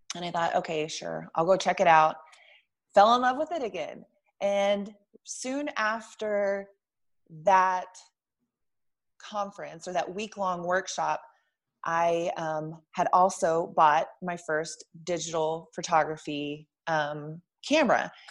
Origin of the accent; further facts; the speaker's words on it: Lubbock, Texas, United States; moved away as an adult; also born or lived in Albuquerque, New Mexico; I'm originally from Lubbock, Texas, which is about 200,000 people.